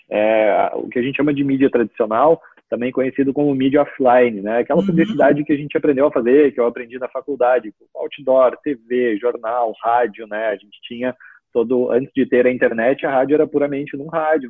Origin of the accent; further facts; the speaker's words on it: Porto Alegre, Rio Grande do Sul, Brazil; moved away as an adult; also born or lived in Santa Maria, Rio Grande do Sul; now in Garopaba, Brazil; eu só nasci lá, eu morei a vida toda praticamente em Porto Alegre, né, na capital uhum. do estado